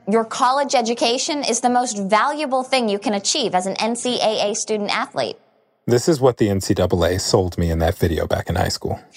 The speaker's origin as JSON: {"language": "English", "town": "San Antonio", "region": "Texas", "country": "United States", "tie": "born or raised there", "said": "I was born in San Antonio"}